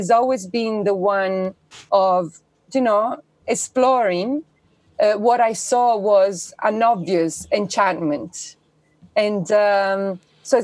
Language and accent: English; Italy; I was born in Italy, which is the quintessential, you know, Catholic country